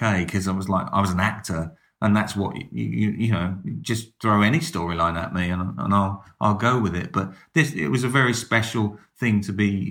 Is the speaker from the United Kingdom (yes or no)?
yes; Dartford, South East England, United Kingdom; I come from Dartford, which is about an hour and a half up the motorway.